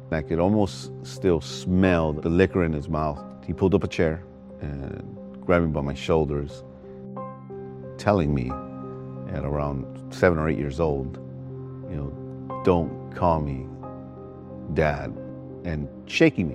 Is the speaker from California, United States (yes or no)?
yes; Los Angeles, California, United States; I was raised in the Rampart District of Los Angeles.